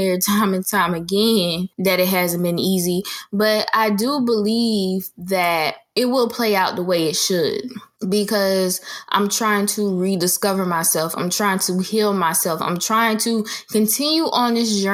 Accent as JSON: {"language": "English", "town": "Jacksonville", "region": "Florida", "country": "United States", "tie": "born or raised there", "moved": "as an adult", "lives_now": "Orlando, United States", "said": "I have always wanted to move out of my hometown, Jacksonville"}